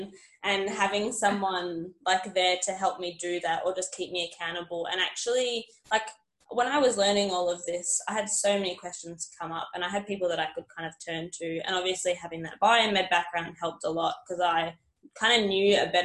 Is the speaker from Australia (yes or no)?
yes; Perth, Western Australia, Australia; moved away as an adult; also born or lived in Esperance; now in Newcastle, Australia; I'm originally from Perth and moved over to New South Wales to get into the police force